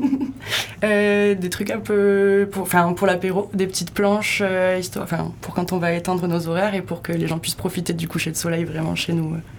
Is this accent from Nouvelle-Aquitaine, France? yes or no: yes; Pau, Nouvelle-Aquitaine, France; now in Hossegor, France; j'ai grandi à Pau et j'ai passé tous mes étés ici